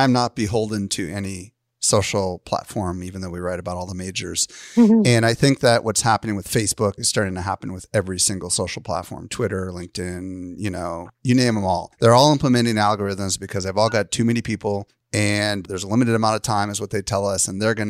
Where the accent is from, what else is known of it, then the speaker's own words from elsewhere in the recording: Midwest, United States; Free is like, I don't know, I grew up in the Midwest and we had these little light zappers, you know, and the bugs would fly towards it.